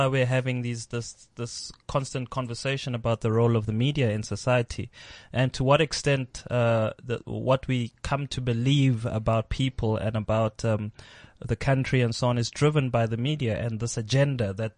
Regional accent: South Africa; being South African

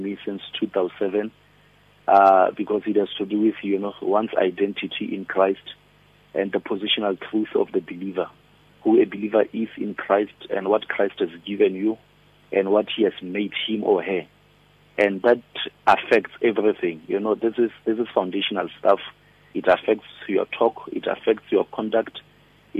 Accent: Polokwane, Limpopo, South Africa; moved away as an adult; now in Pretoria, South Africa; I'm originally from Limpopo, Polokwane, a village called Mulechi. I'm Pedi

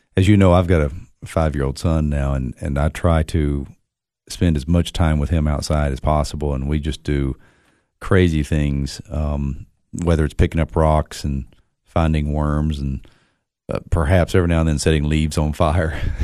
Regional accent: Monterey, Tennessee, United States; growing up in Monterey

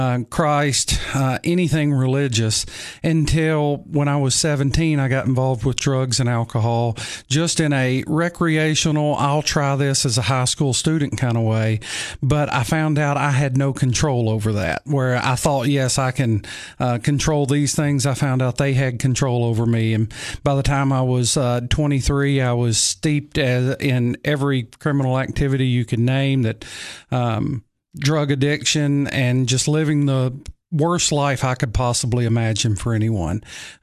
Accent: Tennessee, United States; also born or lived in Nashville; I grew up in West Tennessee in the cotton fields, growing up in the country. And when we were about, I guess I was 10 years old, we moved to Nashville.

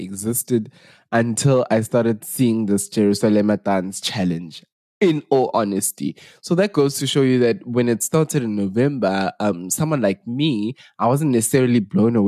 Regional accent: South Africa; we are the real Makoi South Africans.

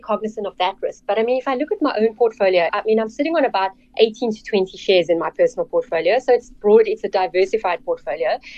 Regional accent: Cape Town, Western Cape, South Africa; I grew up in Cape Town, actually in the northern suburbs of Cape Town

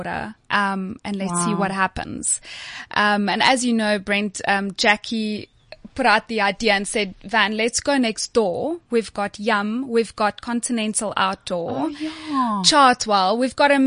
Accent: Delareyville, North West, South Africa; moved away; So I grew up in the Northwest in a little town called Delareyville

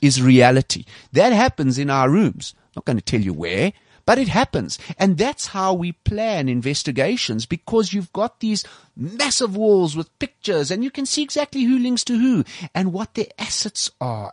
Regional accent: South Africa; I'm a South African. This is my country as much as anybody else

